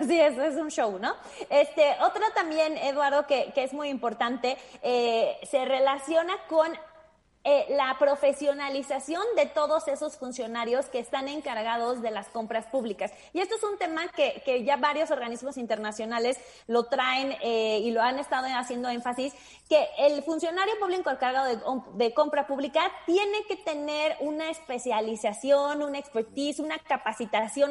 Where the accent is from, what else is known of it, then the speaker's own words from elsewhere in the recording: Mexico; como mexicanos ya estamos acostumbrados